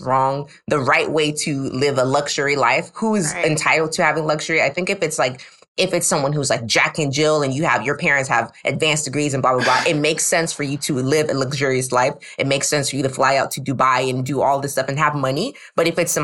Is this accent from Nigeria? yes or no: yes; Nigeria; I'm Nigerian